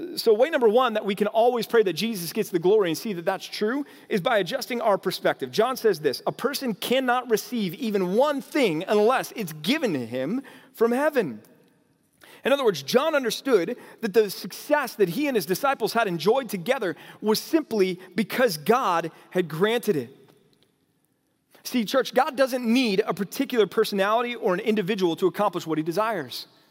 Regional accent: North Texas, United States; moved away; also born or lived in California; growing up out here

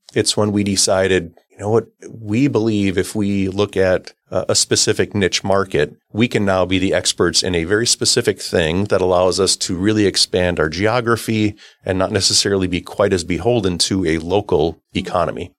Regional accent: Oshkosh, Wisconsin, United States; I grew up in Oshkosh, Wisconsin

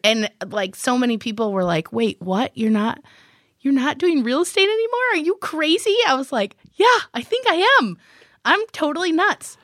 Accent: Millington, Michigan, United States; I actually grew up in a little, teeny, tiny town called Millington

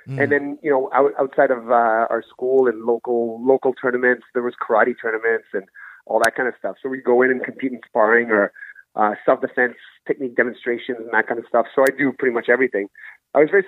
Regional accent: Ottawa, Ontario, Canada; also born or lived in Gabon; I was born in Gabon, but I was living in Ottawa at the time. I've been living out in Ottawa since I was 7 years old

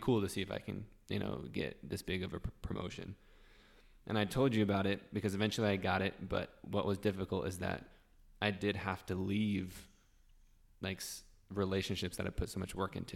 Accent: Utah, United States; I've been born and raised in Utah, lived here my whole life

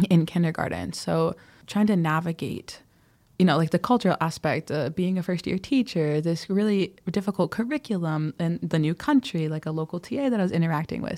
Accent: Wisconsin, United States; moved away as an adult; also born or lived in California / Ghana; now in Addis Ababa, Ethiopia; things that I grew up with in Wisconsin

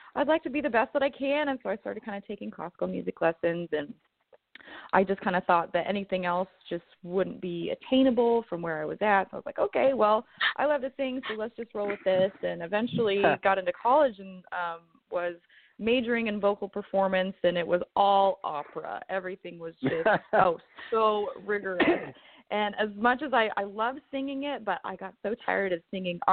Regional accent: Southwest Missouri, United States; I grew up in Southwest Missouri

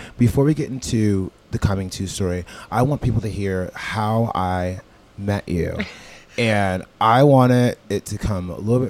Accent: New York City, New York, United States; I'm from New York City. All I know is $13 drinks, lots of ice, no liquor.

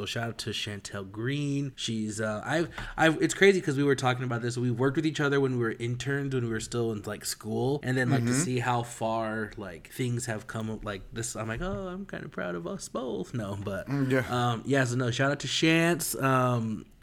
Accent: United States; I was born and raised on the res

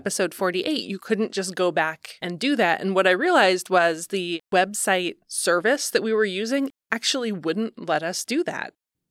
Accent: Ohio, United States; Can I tell you a growing up in Ohio story about sock cuffs?

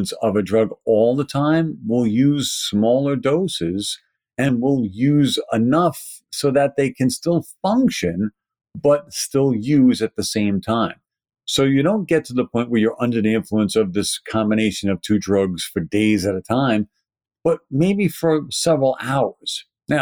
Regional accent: New York City, New York, United States; accent: Brooklyn; my Brooklyn accent

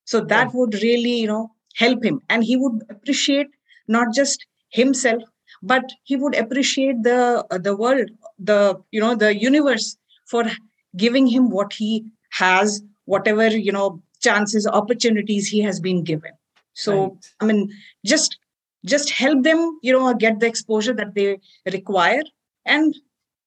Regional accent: India; as Indian parents

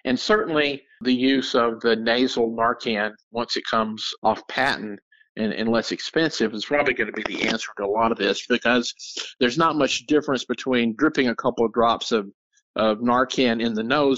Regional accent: Texas, United States; I'm from Texas

